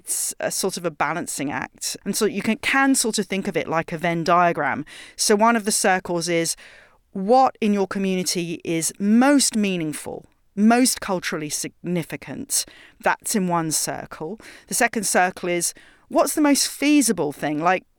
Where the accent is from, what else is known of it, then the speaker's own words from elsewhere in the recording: England, United Kingdom; now in San Francisco, United States; the local old pub in my neighborhood growing up in England.